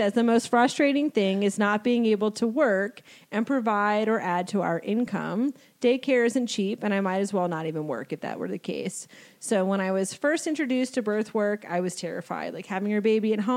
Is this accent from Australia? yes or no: no; New Jersey, United States; I'm from New Jersey